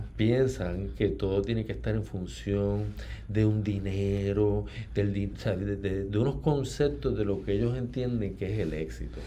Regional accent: Ponce, Puerto Rico; moved away as an adult; also born or lived in United States; now in San Juan, Puerto Rico; nací en Ponce y viví toda la vida eh, en Ponce hasta, hasta los 18, que entonces fui a estudiar en Estados Unidos

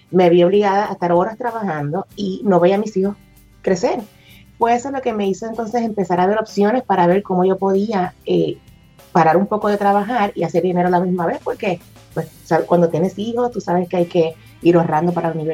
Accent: Puerto Rico; now in Texas, United States; todo empezó cuando me mudé para acá, para Texas, de Puerto Rico para acá.

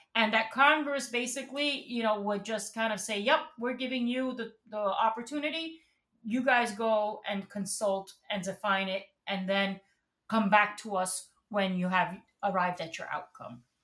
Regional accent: Puerto Rico; moved away as an adult; now in New York City, United States; I was born and raised in Puerto Rico, and I came and uh, to to New York in at the age of eighteen, I've lived here basically since then

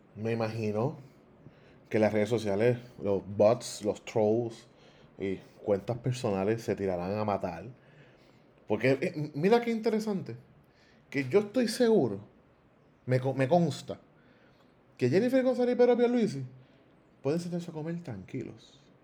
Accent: Villalba, Puerto Rico; del pequeño pueblo de Villalba, de donde yo soy.

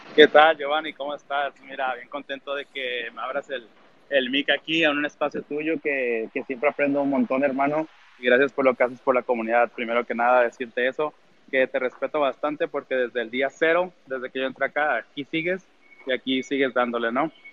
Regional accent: Tijuana, Baja California, Mexico; nosotros somos de Tijuana, México

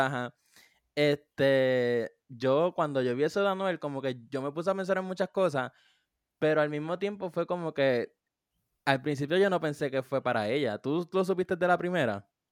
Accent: Puerto Rico; mi pueblo en Puerto Rico

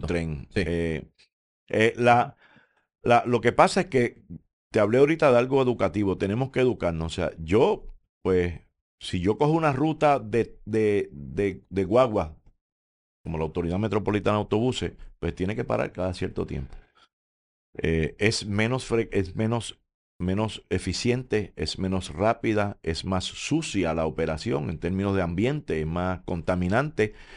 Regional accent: Puerto Rico; esa es nuestra idiosincrasia boricua de la cual yo me siento orgulloso

